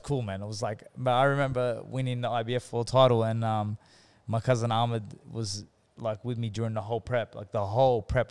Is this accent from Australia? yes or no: yes; Sydney, New South Wales, Australia; also born or lived in Hurstville / Kogarah; my father he bought a convenience store in Engadine, which is in the Sutherland Shire, towards mm. Cronulla and Sutherland and all them areas, and um, basically we were there for years on end, like I basically grew up there